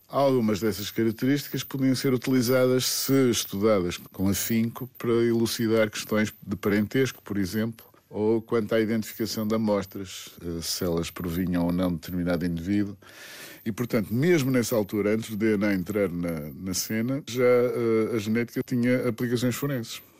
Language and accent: Portuguese; Portugal; Quando era miúdo, queria ser arquiteto. Mas quando era miúdo, em Portugal, para ser arquiteto era preciso que o pai, ou pelo menos o tio, já fosse arquiteto.